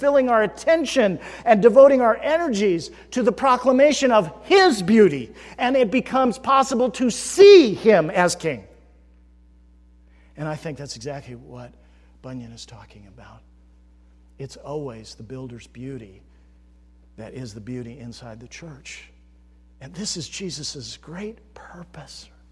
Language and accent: English; United States; we as Americans have been shaped by our culture